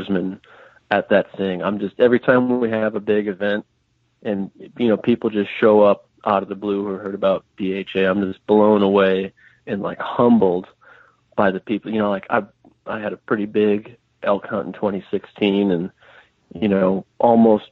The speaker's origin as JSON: {"language": "English", "region": "Midwest", "country": "United States", "tie": "born or raised there", "moved": "as an adult", "said": "growing up in the Midwest"}